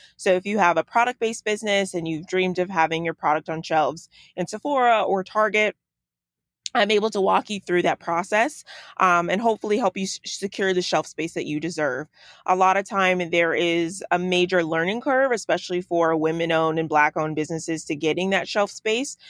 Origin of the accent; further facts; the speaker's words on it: Chicago, Illinois, United States; moved away as an adult; also born or lived in Los Angeles; I grew up in Chicago, uh, in uh, the suburbs, like right out, honestly, down the street from O'Hare Airport.